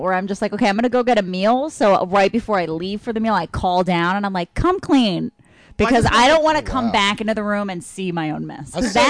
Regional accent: Mexico; moved away; I grew up in Mexico my whole life, but my dad's Spanish and my mom's American.

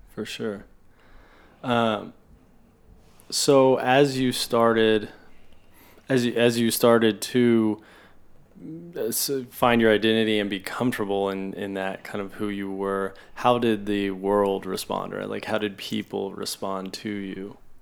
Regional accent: Oklahoma City, Oklahoma, United States; I grew up in Oklahoma City

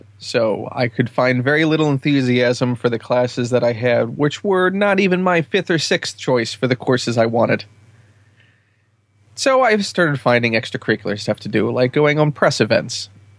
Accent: Camp Lejeune, North Carolina, United States; born there; I was born in Camp Lejeune, North Carolina.

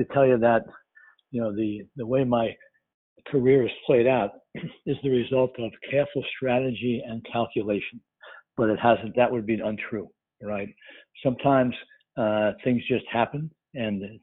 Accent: New York, United States; moved away as an adult; also born or lived in Milwaukee; I'm from New York, and by leaving New York, I experienced the Midwest.

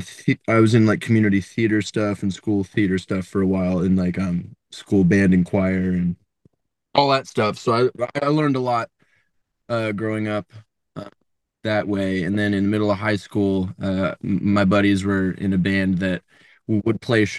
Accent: Columbus, Ohio, United States; now in Nashville, United States; I grew up in Columbus, Ohio.

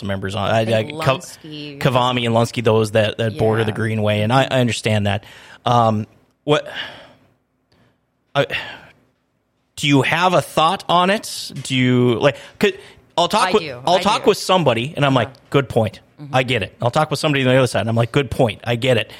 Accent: Minnesota, United States; now in Grand Forks, United States; I grew up in Minnesota

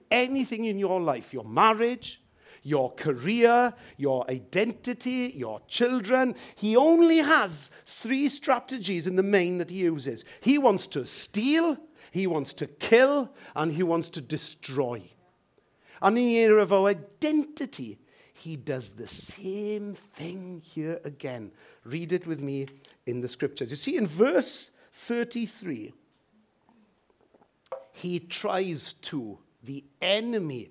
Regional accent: Wales, United Kingdom; sometimes I'll put Welsh, and sometimes I'll put British

